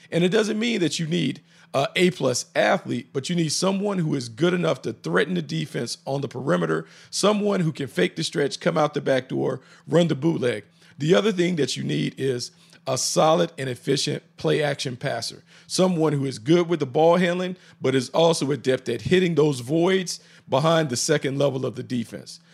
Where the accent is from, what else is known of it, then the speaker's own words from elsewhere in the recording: the Carolinas, United States; growing up in the Carolinas